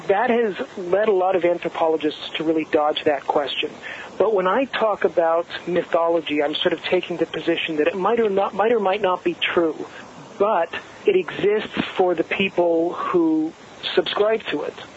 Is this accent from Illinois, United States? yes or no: no; Southern California, United States; I grew up in Southern California